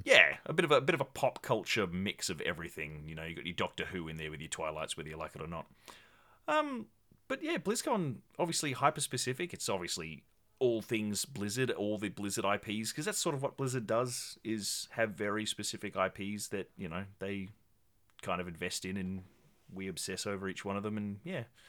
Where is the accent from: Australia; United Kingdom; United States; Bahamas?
Australia; Tasmania; I got shipped out from my tiny, frigid island of Tasmania